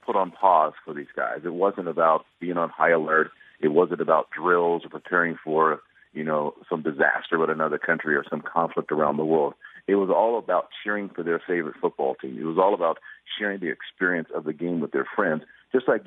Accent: St. Louis, Missouri, United States; I'm from St. Louis.

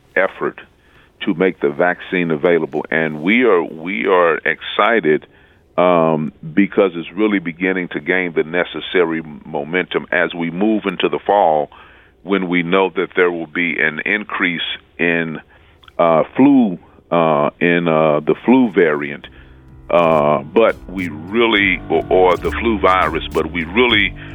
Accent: St. Louis, Missouri, United States; I was growing up in the Jeff Vanderloo neighborhood

